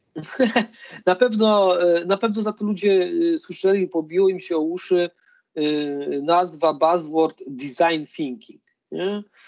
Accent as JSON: {"language": "Polish", "town": "Lublin", "region": "Lublin Voivodeship", "country": "Poland", "said": "Ja pochodzę w ogóle z, z Lublina"}